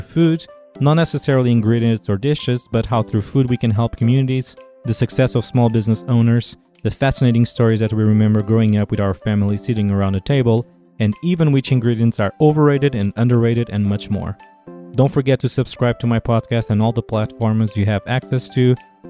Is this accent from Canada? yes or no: no; Portugal; moved away as an adult; now in Washington, D.C., United States; I'm originally from Portugal, and I've been living in Washington, D.C. for the last 9 years.